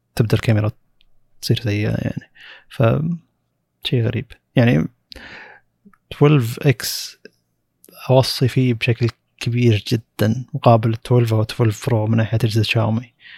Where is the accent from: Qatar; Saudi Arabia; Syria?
Saudi Arabia; موجود عندنا بالسعوديه